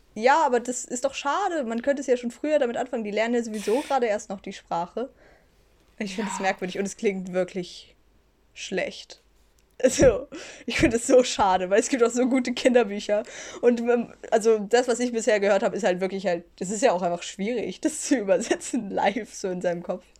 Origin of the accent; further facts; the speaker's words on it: Switzerland; bin ich sehr gerne in der Schweiz aufgewachsen